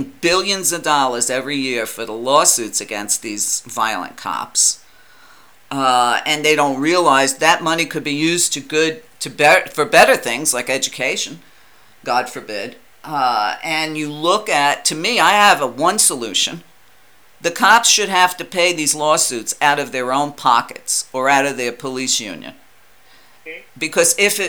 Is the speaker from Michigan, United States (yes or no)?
no; New York, United States; I'm Italian and I grew up in New York